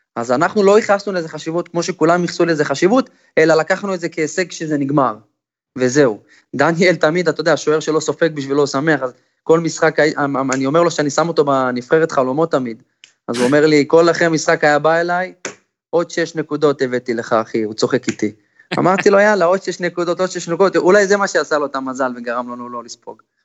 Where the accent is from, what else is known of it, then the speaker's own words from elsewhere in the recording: Israel; כשאתה ישראלי בין זרים